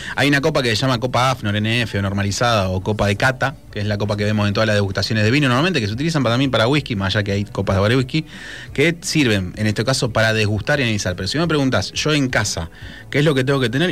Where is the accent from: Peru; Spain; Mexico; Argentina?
Argentina; nuestro país